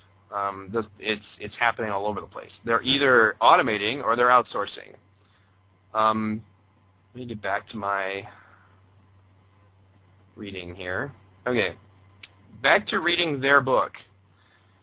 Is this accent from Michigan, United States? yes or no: yes; Michigan, United States; my home state of Michigan